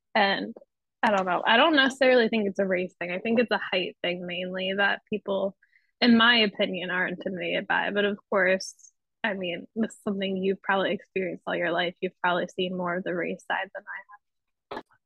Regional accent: Pennsylvania, United States; now in New York City, United States; in my hometown. I will say there's certain places that I would I would try not to take you back in Pennsylvania

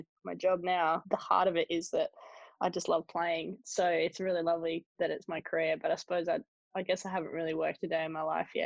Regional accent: Sydney, New South Wales, Australia; I grew up in Sydney, pretty standard Aussie family, really.

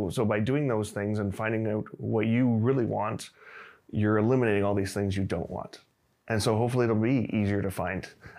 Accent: Canada; also born or lived in Singapore; now in China; I'm from Canada originally, but moved here recently from Singapore.

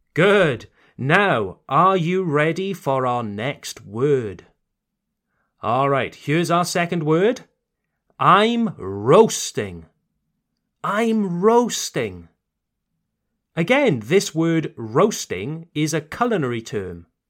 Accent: United Kingdom; You can tell that I'm British, can't you? Ça se voit que je suis britannique

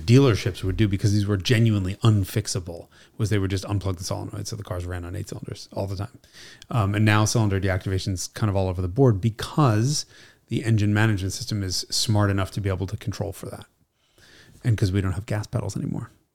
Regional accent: New York City, New York, United States; she's Italian and we're from Brooklyn.

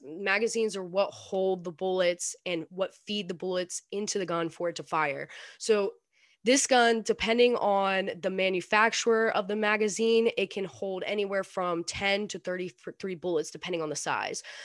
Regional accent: North Carolina, United States; I'm I'm in North Carolina, North Carolina right now. I grew up in North Carolina

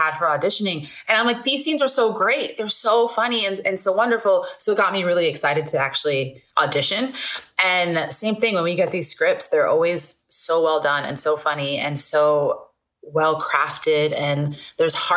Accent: New York City, New York, United States; now in Los Angeles, United States; I was born in Brooklyn Hospital, grew up in Borough Park

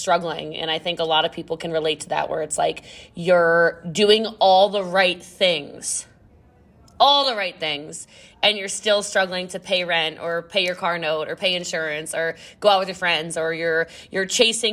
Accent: Middletown, Maryland, United States; moved away; I'm from Maryland originally. So I'm from Frederick County. I'm from Middletown

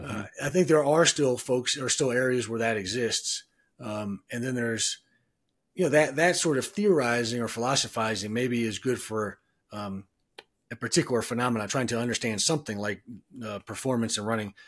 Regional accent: Cleveland, Ohio, United States; now in Denver, United States; I'm from Cleveland

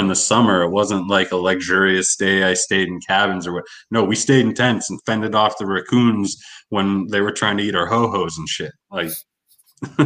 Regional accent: Erie, Pennsylvania, United States; my hometown in Erie

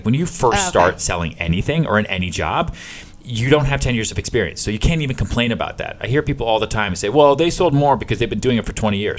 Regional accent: Houston, Texas, United States; born there; also born or lived in Long Island, United States / Boston, United States; I was born in Texas, born in Houston, okay. I bounced around a lot, moved around Long Island, moved around Boston, went to college in upstate New York

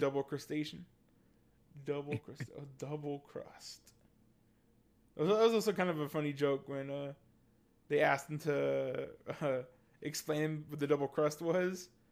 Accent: San Jose, California, United States; I grew up on the east side of San Jose.

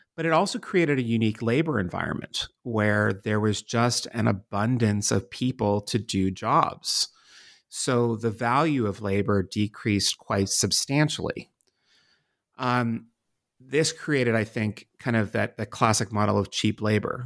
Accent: Pittsburgh, Pennsylvania, United States; moved away as an adult; also born or lived in Washington, D.C.; my home city of Pittsburgh, Pennsylvania, and my adopted city of Washington, D C

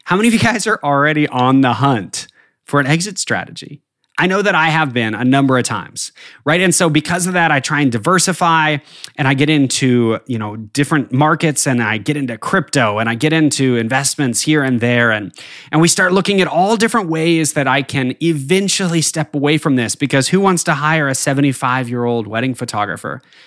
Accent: northern New Mexico, United States; now in Arkansas, United States; I grew up in the Southern Rockies in, uh, the very northern tip of New Mexico, and skiing was a huge part of my childhood

